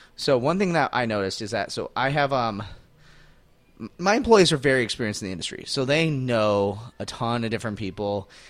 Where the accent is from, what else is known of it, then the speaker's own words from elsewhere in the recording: Phoenix, Arizona, United States; I'm in my hometown